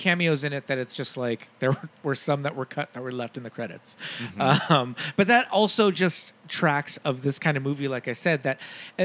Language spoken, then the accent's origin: English; United States; as an American